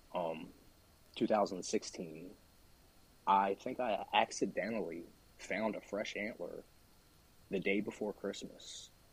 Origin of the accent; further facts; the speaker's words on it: Delaware, United States; I'm from Delaware. Uh, born here, grew up here my whole life.